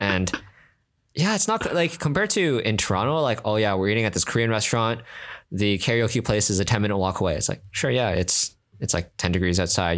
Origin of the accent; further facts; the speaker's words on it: Singapore; I'm from Singapore